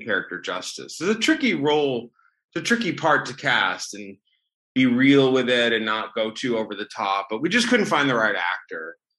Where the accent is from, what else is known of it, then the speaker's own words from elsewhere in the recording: Sandusky, Ohio, United States; moved away as an adult; also born or lived in New York City; my hometown of Sandusky, Ohio